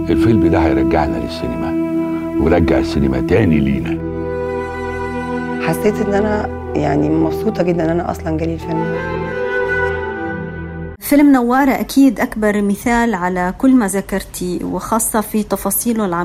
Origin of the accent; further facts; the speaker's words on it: Egypt; لانها بتحكي حياتنا احنا كمصريين حقيقي في وقت معين من الزمن